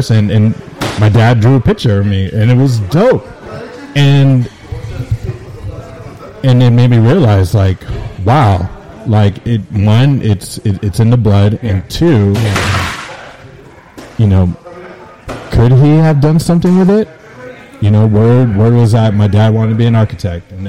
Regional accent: San Francisco, California, United States; I went to Philip Burton High School in SF.

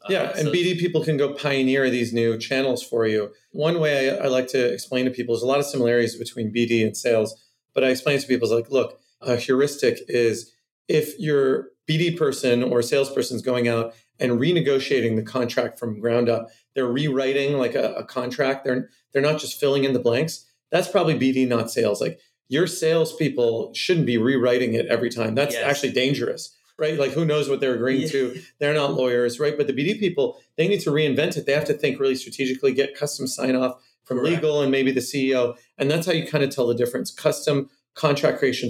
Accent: Cupertino, California, United States; also born or lived in Santa Monica, California / Boston, Massachusetts; I'm from Cupertino, California is where I grew up my formative years

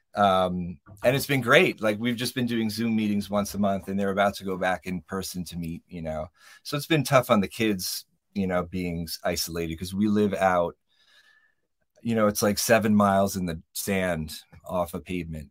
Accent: New York, United States; moved away as an adult; now in Joshua Tree, United States; we're not native Californians, we're from New York

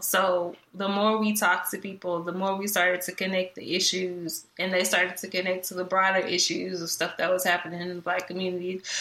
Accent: Dallas, Texas, United States; also born or lived in College Station, Texas; I am from Dallas, Texas, Oak Cliff to be exact

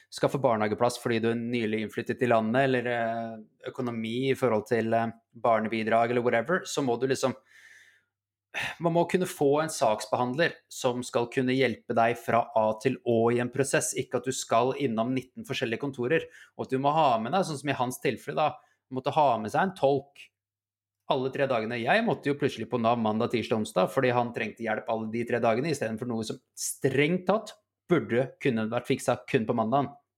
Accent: Holmestrand, Vestfold, Norway; vi kommer fra Holmestrand begge to.

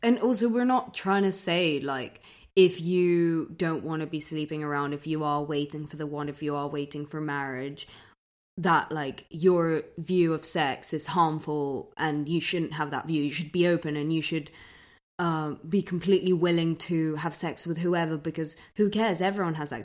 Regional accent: London, United Kingdom; I grew up in London

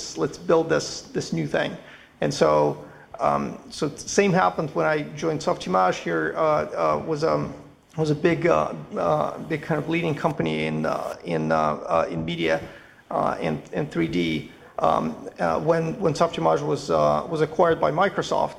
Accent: Moscow, Russia; moved away as an adult; now in Montreal, Canada; studying maths and physics in Moscow, because I'm originally from Moscow, from Russian.

